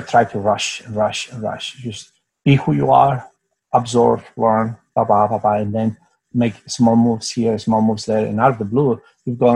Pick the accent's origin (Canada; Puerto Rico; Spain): Spain; moved away; also born or lived in United States / Singapore; I'm from Spain, and I was born in a place that we had a dictatorship